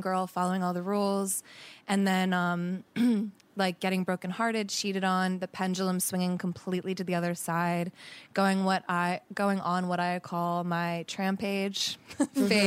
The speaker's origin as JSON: {"language": "English", "country": "United States", "moved": "as an adult", "lives_now": "Los Angeles, United States", "said": "I'm from Jersey, Philly"}